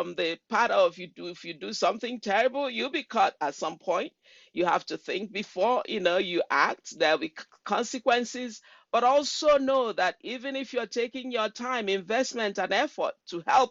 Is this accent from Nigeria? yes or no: yes; Nigeria; moved away as an adult; now in Washington State, United States; I'm from Nigeria, from the Igbo tribe of Nigeria. I came to the United States, I believe, in 1996